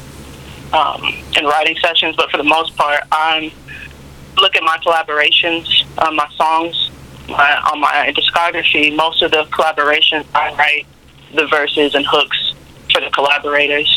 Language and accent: English; Atlanta, Georgia, United States; also born or lived in Boston; I was born in Atlanta, but I do come from a Nigerian family